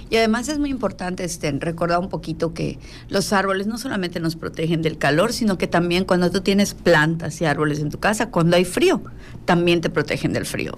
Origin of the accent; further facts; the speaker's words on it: Mexico; also born or lived in Yucatán; como buenos mexicanos